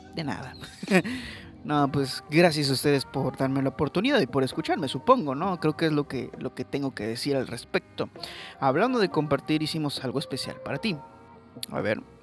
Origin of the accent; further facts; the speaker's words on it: Mexico; yo soy mexicano